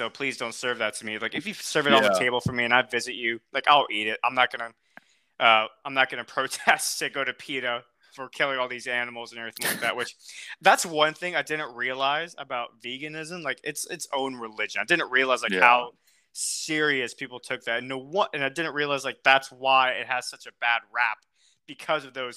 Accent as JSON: {"language": "English", "country": "United States", "accent": "American", "said": "my American accent"}